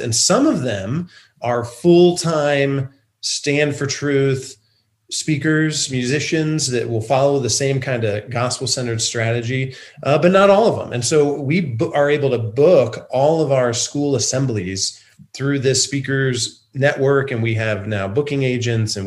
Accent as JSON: {"language": "English", "town": "Van Wert", "region": "Ohio", "country": "United States", "tie": "born or raised there", "said": "my hometown of Van Wert, Ohio"}